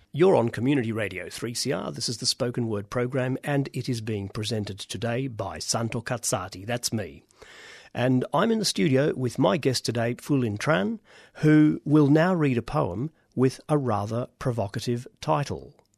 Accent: Australia; accent: Australian; our voices and accents as completely Australian

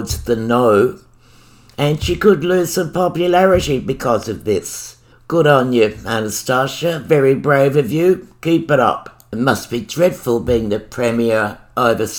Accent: Australia; also born or lived in Victoria; I'm Australian

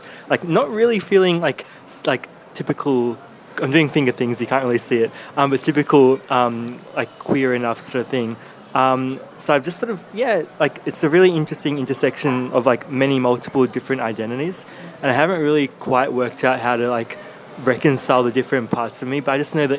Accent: Melbourne, Victoria, Australia; I was born in Melbourne. My parents are both burghers from Sri Lanka. They moved to Australia a few years before I was born.

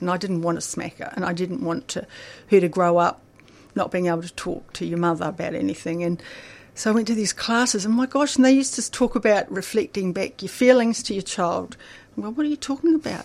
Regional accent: Akaroa, Canterbury, New Zealand; also born or lived in Christchurch, New Zealand; now in Melbourne, Australia; I grew up in a little country town in New Zealand called, which is a beautiful paradise called Akaroa

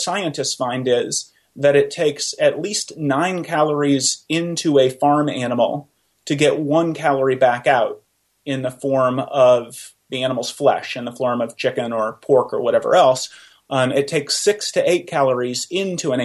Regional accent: Oklahoma, United States; moved away as an adult; also born or lived in Iowa; I grew up in Oklahoma

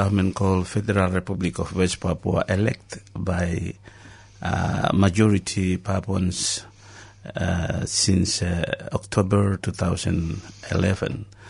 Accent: Vanuatu; born there; I was born in Vanuatu.

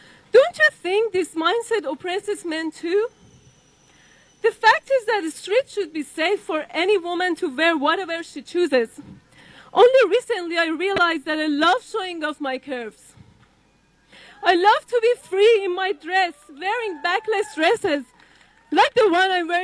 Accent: Iran; moved away; my home country, the Islamic Republic of Iran

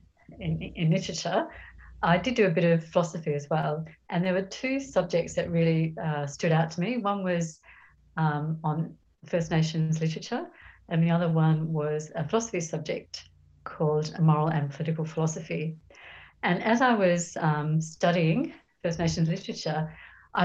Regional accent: Melbourne, Victoria, Australia; moved away as an adult; also born or lived in Perth, Australia / Tasmania, Australia; now in Cairns, Australia; I'm originally from Melbourne

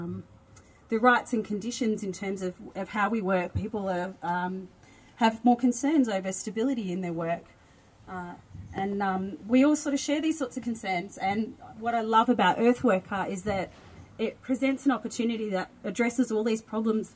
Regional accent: Sale, Victoria, Australia; I hail from Sale in East Gippsland

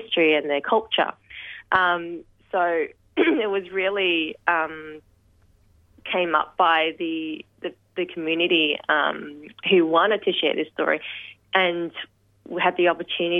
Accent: Melbourne, Victoria, Australia; I was born in Footscray Hospital, lived my whole life in the western suburbs

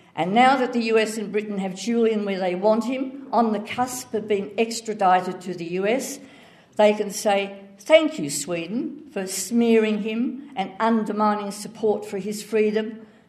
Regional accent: Melbourne, Victoria, Australia; also born or lived in Ballarat; I was born in Ballarat be- because my father worked in the railways. But we didn't stay long because the winters were too cold, my mother said, so we returned home to Kensington

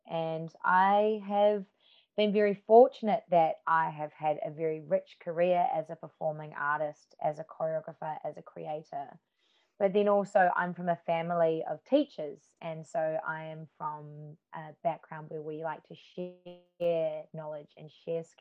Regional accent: New Zealand; now in Melbourne, Australia; And then when I moved to Melbourne from New Zealand to study dance and musical theatre, um, I did.

